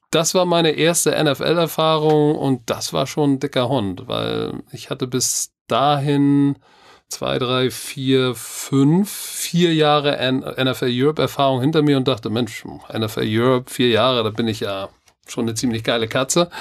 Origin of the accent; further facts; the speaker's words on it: Germany; ich bin Deutscher